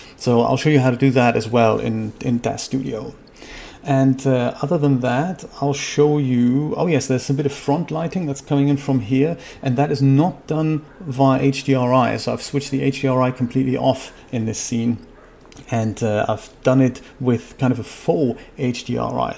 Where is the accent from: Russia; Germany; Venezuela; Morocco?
Germany; I'm from Germany